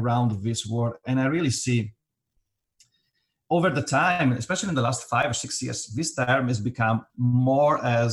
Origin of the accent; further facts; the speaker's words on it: Italy; moved away as an adult; now in New York, United States; I'm Italian. I grew up in Italy, and now I'm living in the United States, New York.